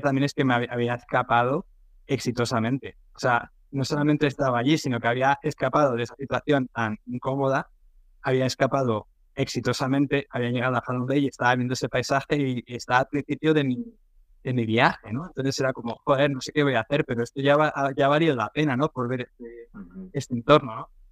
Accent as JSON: {"language": "Spanish", "town": "Madrid", "region": "Community of Madrid", "country": "Spain", "tie": "born or raised there", "also_born_or_lived": "Northern Ireland / England", "moved": "as an adult", "lives_now": "Vietnam", "said": "yo soy de España, de Madrid, ¿vale? un barrio de la periferia. No soy del centro, o sea, yo de joven y tal iba al centro una vez cada tres meses"}